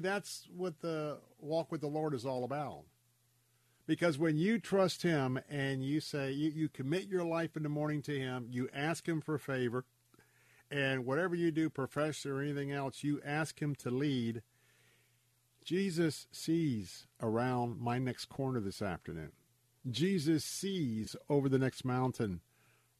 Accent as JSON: {"language": "English", "region": "Florida", "country": "United States", "tie": "born or raised there", "said": "I was born and raised here in Florida"}